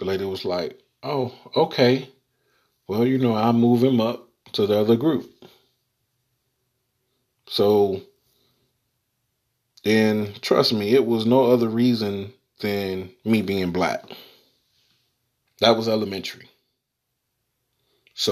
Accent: the South, United States; I am from the South, born and raised.

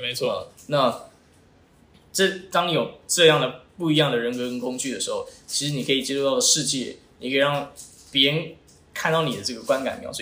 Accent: Taiwan; first language Chinese; 我出生在台湾，因为我的母语是，是中文

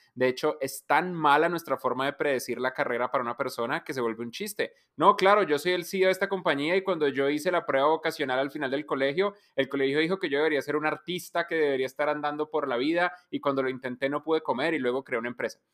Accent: Colombia

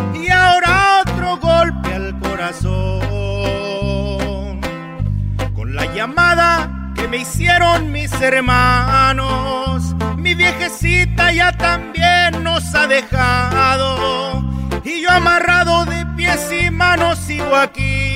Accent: Durango, Mexico; moved away; Yo soy de Durango, Durango

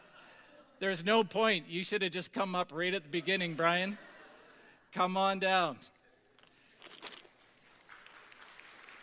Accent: Tisdale, Saskatchewan, Canada; a young adult that grew up in the, you know, multicultural booming metropolis of Tisdale, Saskatchewan.

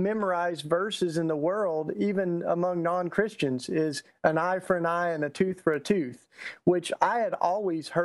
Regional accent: Tennessee, United States; accent: Southern; I'm Southern, so I just get that out, you know, from the get-go. I grew up in Tennessee

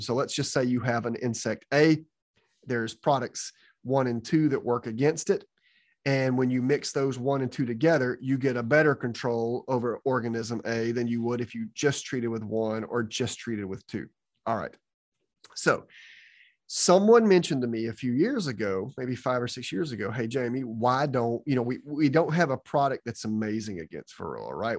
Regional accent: Georgia, United States; I'm from Georgia

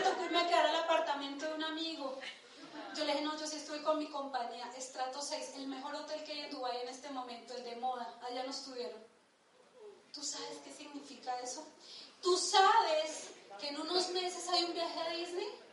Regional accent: Bogotá, Colombia; Nosotros nacimos en Ciudad Bolívar y nos criamos en Ciudad Bolívar.

